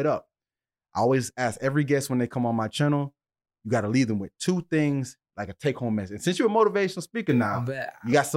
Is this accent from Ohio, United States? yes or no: no; Deerfield Beach, Florida, United States; we two kids from Deerfield